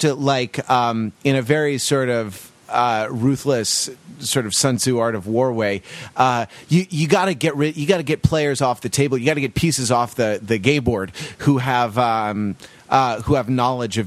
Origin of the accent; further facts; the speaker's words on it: Santa Monica, California, United States; Santa Monica, California, my hometown